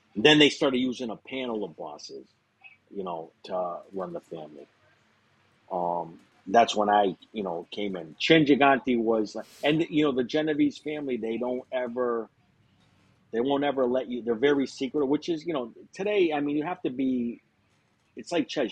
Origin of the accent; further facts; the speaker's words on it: Springfield, Massachusetts, United States; I'm from Springfield, Massachusetts, um, small city